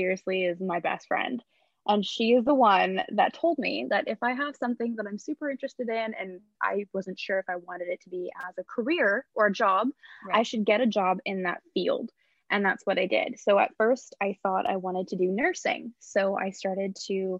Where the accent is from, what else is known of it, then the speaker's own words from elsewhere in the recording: Vancouver Island, British Columbia, Canada; now in Vancouver, Canada; I am originally from Vancouver Island. I am a local hairstylist here in Vancouver, BC.